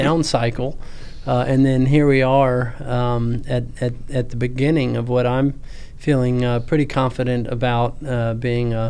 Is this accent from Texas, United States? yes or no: yes; Houston, Texas, United States; also born or lived in Virginia; But I'm from Houston. Grew up born and raised in Houston